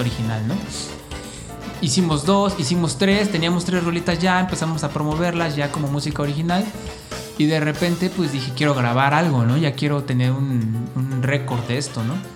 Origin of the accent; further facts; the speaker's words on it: Mexico City, Mexico; moved away as an adult; also born or lived in Tijuana; now in Cancún, Mexico; yo nací en Tijuana, pero viví como cuatro meses allá nada más y luego ya me regresé a la Ciudad de México de donde son mis papás del, municipio de Azcapotzalco